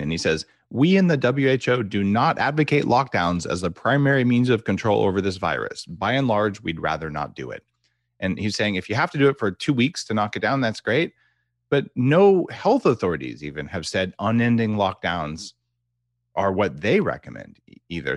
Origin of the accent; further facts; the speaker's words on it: United States; moved away as an adult; now in Canada; as an American, by the way, I'm transplanted to Canada, I've been here for ten years